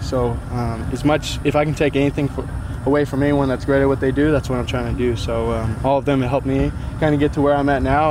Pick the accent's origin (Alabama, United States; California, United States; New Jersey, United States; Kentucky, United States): California, United States; Salinas; went to a junior college in my hometown called Hartnell Junior College